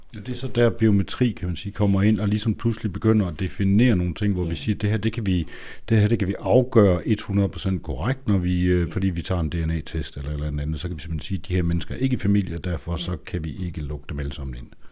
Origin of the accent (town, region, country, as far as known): Denmark